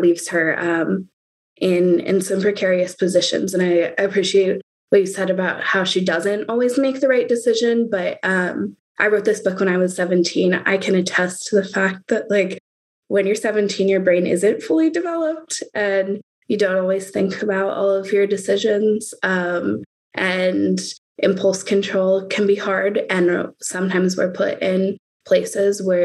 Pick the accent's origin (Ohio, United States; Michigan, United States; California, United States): California, United States; Oakland; I'm from Oakland, California.